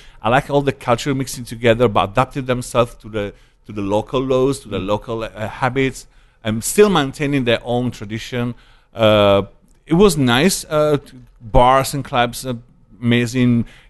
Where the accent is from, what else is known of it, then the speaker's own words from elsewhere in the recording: Italy; first language Italian; English is a second language; moved away as an adult; No, I maintained my Italian status